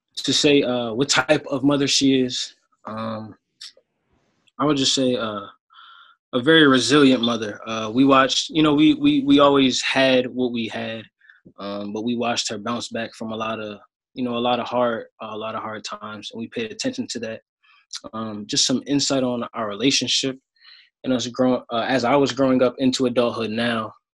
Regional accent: Sicklerville, New Jersey, United States; I'm from Sicklerville, New Jersey.

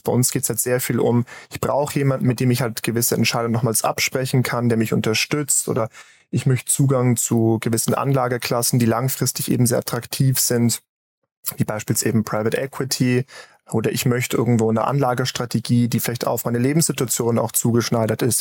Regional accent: Switzerland; bei uns in der Schweiz

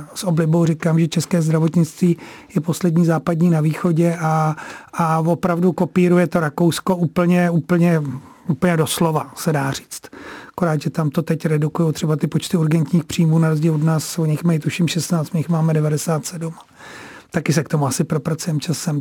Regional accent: Prague, Czechia; já sám jsem se narodil na Vinohradech v porodnici

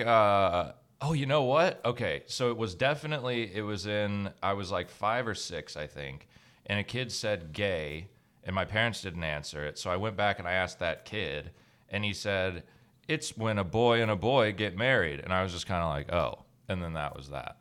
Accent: Georgia, United States; I, I grew up in Georgia my whole life, but my dad's from Canada and my mom's from New York

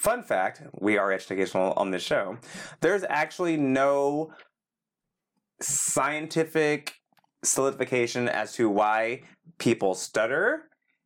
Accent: California, United States; also born or lived in Texas; I've been in California since I was age 5

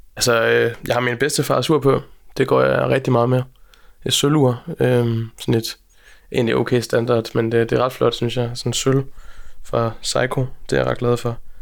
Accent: Aalborg, North Denmark Region, Denmark; moved away as an adult; also born or lived in Copenhagen / Berlin; jeg kommer fra Aalborg

